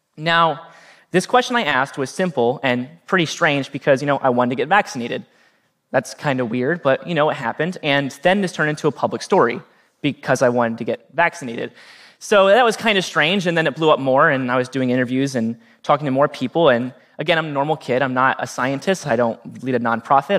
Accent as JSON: {"language": "English", "town": "Norwalk", "region": "Ohio", "country": "United States", "tie": "born or raised there", "said": "my hometown of Norwalk, Ohio"}